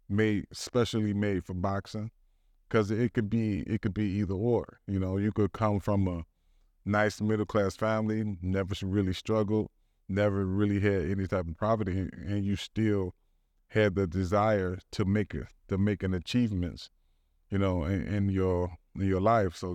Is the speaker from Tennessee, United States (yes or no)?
no; Detroit, Michigan, United States; born or raised there; also born or lived in Southfield, Michigan